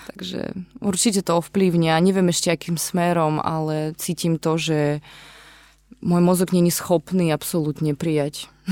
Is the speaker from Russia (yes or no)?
no; Kyiv, Ukraine; Slovak is a second language; moved away as an adult; now in Slovakia; pochádzam z Kieva